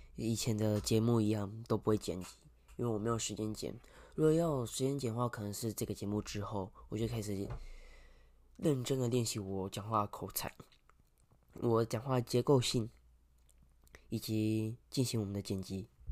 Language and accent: Chinese; Kaohsiung, Taiwan; 对我们南部人，对我们高雄人来说，这天气感觉是路面上会结冰